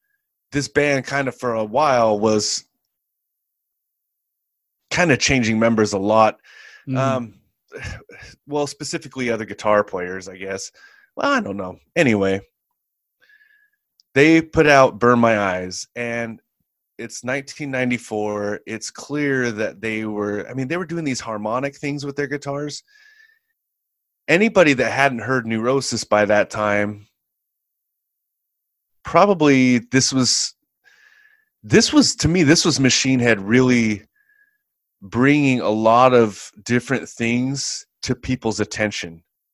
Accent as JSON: {"language": "English", "region": "California", "country": "United States", "said": "Yeah, I'm from the Bay Area. I didn't spend a whole lot of time there. It's not like I grew up there. But, I mean, I'm from there."}